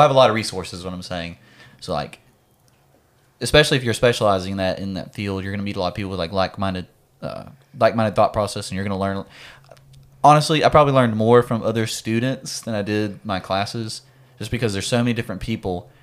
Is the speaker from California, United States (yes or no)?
no; Mississippi, United States; not from Texas. I'm from Mississippi.